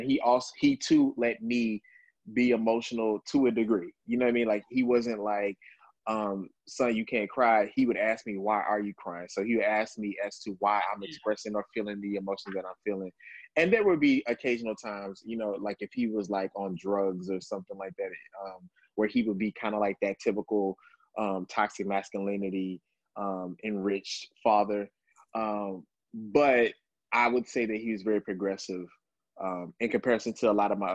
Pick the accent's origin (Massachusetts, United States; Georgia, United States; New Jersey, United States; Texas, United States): Texas, United States; Dallas; now in New York, United States; originally from Texas, from Dallas, Texas, and I was here in New York